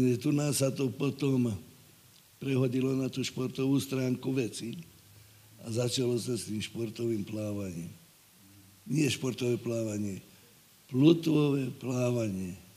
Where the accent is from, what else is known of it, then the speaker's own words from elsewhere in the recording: Slovakia; ja som vyrastal dole pri Dunaji